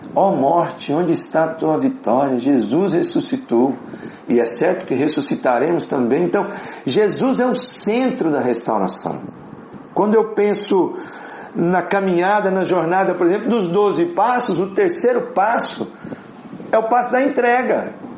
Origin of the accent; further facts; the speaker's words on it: Apucarana, Paraná, Brazil; moved away; also born or lived in Minas Gerais / Curitiba; eu sou de Apucarana, interior do Paraná